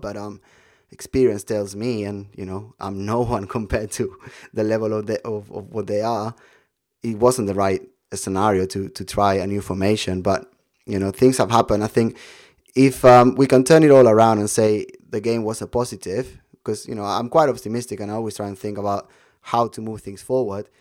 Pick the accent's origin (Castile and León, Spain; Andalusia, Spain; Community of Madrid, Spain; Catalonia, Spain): Catalonia, Spain; Barcelona; I was born in Barcelona